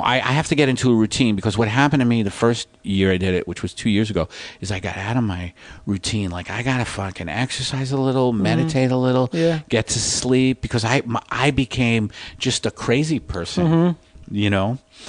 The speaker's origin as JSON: {"language": "English", "country": "United States", "said": "because I'm American"}